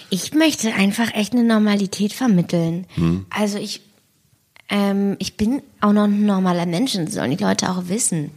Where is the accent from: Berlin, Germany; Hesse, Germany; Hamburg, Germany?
Berlin, Germany; ich bin halt da bei der Gneisenau groß geworden